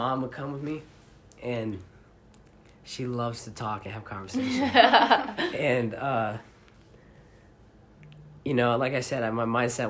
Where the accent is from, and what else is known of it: Alpena, Michigan, United States